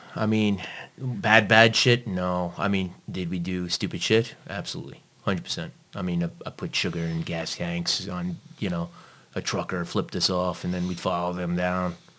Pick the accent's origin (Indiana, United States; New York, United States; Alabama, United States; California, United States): New York, United States; New York City; accent: American; also born or lived in Long Island; now in Malta; I was born and raised in, in Brooklyn, but I also floated into uh, Long Island as well.